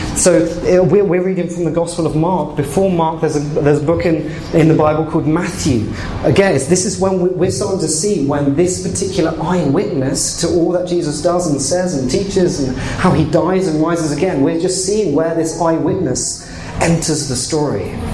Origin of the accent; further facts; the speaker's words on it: England, United Kingdom; moved away as an adult; now in Canada; I've, I've, come from England